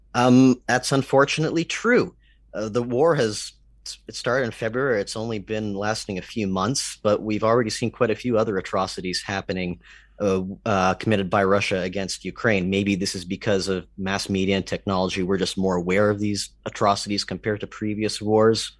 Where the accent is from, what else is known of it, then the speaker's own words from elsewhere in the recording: Canada; I'm Canadian